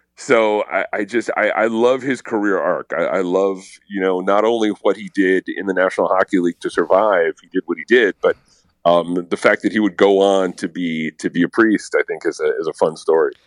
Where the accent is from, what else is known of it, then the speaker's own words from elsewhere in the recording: Connecticut, United States; I grew up in Connecticut